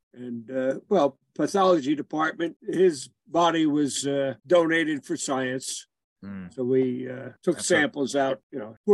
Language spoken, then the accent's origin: English; Central Jersey near New Brunswick, New Jersey, United States; moved away as an adult; I was born in Central Jersey near New Brunswick. And raised there, and then finally left.